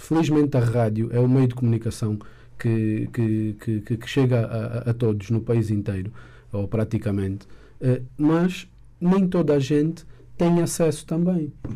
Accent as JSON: {"language": "Portuguese", "country": "Angola", "said": "como angolanos e como, como cidadãos"}